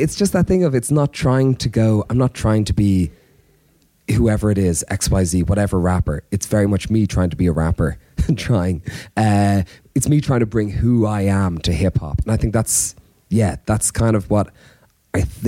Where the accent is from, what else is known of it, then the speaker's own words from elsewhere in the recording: Ireland; as an Irish man, I grew up with no hip hop in terms of peers